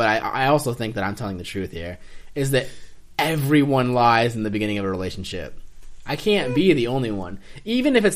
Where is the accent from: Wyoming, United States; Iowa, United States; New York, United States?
Iowa, United States; Greenfield; also born or lived in Chillicothe; my hometown's logo. Greenfield, Iowa